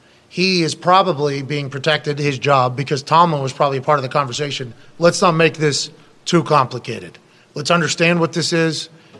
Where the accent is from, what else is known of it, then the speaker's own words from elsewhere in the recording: Pittsburgh, Pennsylvania, United States; because I'm from Pittsburgh